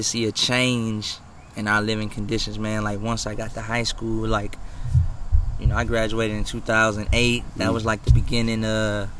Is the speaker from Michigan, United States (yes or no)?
yes; Pontiac, Michigan, United States; Growing up in Pontiac, for me, it started off, like, real good.